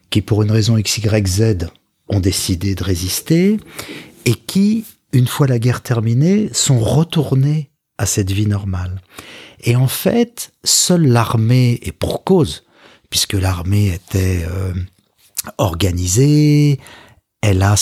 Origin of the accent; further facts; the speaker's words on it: Paris, Île-de-France, France; also born or lived in Boulogne-Billancourt, Hauts-de-Seine; alors je suis né dans les Hauts-de-Seine, à Boulogne, et j'ai grandi dans le 17e arrondissement, à Paris.